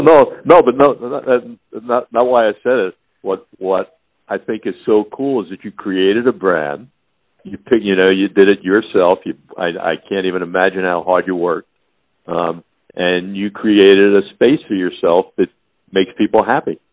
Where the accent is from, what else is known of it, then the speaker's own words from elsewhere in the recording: Long Island, New York, United States; I grew up in New York, uh, Long Island